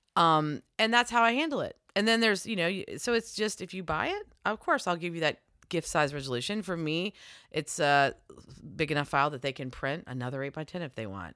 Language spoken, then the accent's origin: English; Virginia, United States; I'm from Virginia